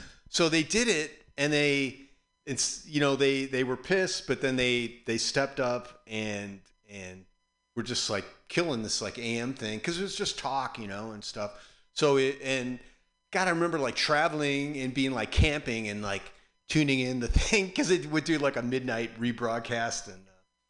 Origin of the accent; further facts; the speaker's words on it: Chicago, Illinois, United States; now in San Francisco, United States; growing up in Chicago, we had WLS and WCFL